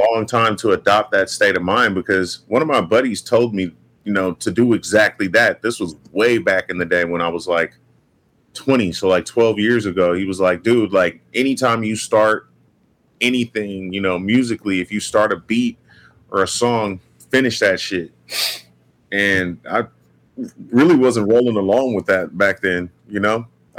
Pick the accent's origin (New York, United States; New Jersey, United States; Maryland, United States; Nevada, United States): Nevada, United States; Las Vegas; Bro, it was chill as fuck, bro. I've never had a place in the hood. I'm from the suburbs.